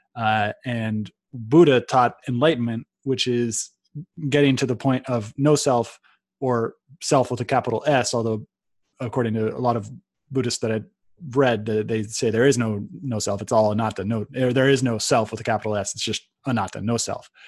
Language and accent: English; Silicon Valley, California, United States; the world that I was born into in Silicon Valley